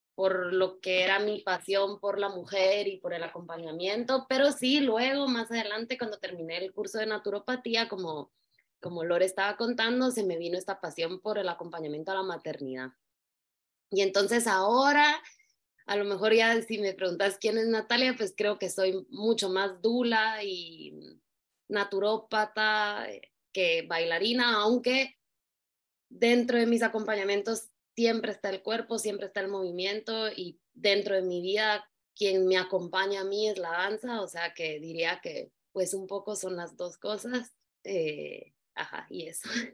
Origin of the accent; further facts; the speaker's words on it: Guatemala; moved away as an adult; also born or lived in New York / Russia / Italy / Spain; Soy guatemalteca